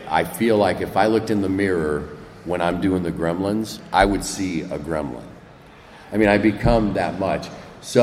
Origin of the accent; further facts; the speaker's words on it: Midwest, United States; moved away; also born or lived in Marin; I grew up in the Midwest.